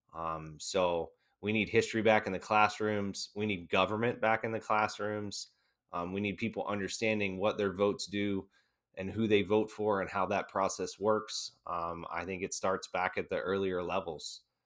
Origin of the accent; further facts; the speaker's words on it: United States; as an American